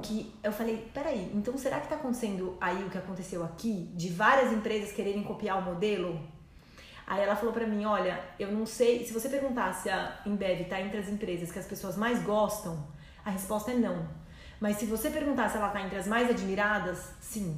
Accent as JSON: {"language": "Portuguese", "country": "Brazil", "said": "eu sou brasileira"}